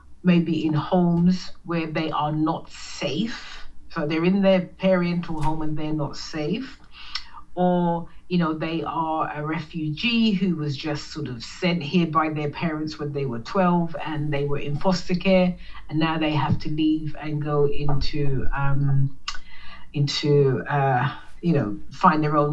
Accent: London, United Kingdom; moved away; I grew up in London, England, with a youngest of seven siblings

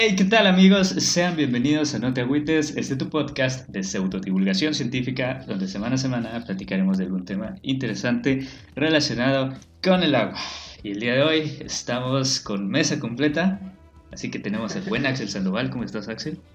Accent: Yucatán, Mexico; en nuestra doble moral como yucatecos

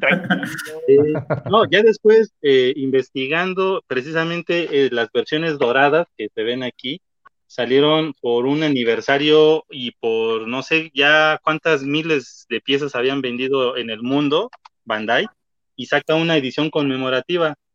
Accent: Oaxaca, Mexico; Cuando regreso a mi ciudad, yo soy de Oaxaca

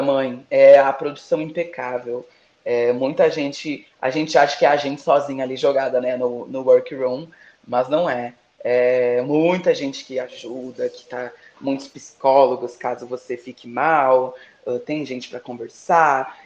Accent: Brazil; eu sou brasileira

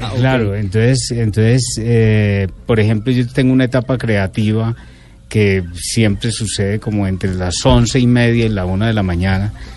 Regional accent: Montería, Córdoba, Colombia; yo crecí en Montería

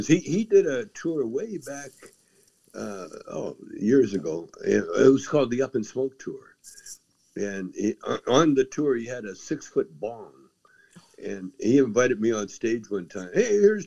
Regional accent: Calgary, Alberta, Canada; also born or lived in Edmonton; I was born in Edmonton. I was raised in Calgary

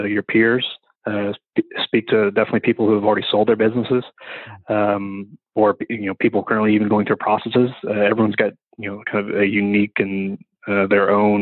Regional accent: West Virginia, United States; I'm from West Virginia, in a place where you can be a carpenter, a coal miner, or a criminal.

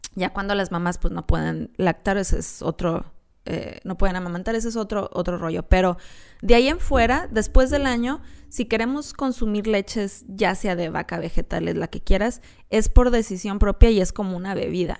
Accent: Mexico; somos los mexicanos

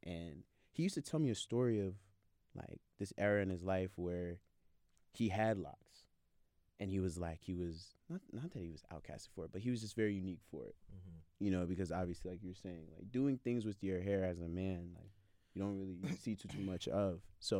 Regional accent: Biakman, Cross River, Nigeria; So I'm from Biakman, or my father's from Biakman. That's where we're from. It's very close to Calabar, the first capital of Nigeria.

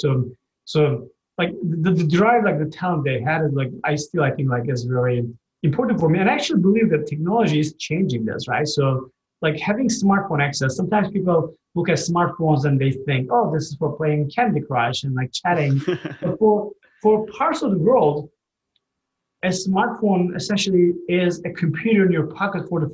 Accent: Turkey; now in United States; I'm from Turkey

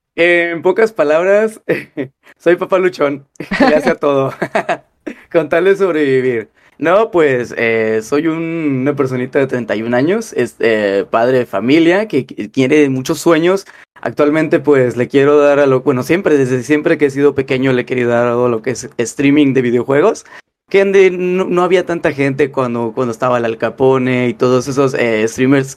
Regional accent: Monterrey, Nuevo León, Mexico; moved away as an adult; now in United States; de madre regia, de ahí fue donde nací yo, de Monterrey, Nuevo León. Monterrey, Nuevo León fue la gran, donde eh, pasé gran parte de mi adolescencia

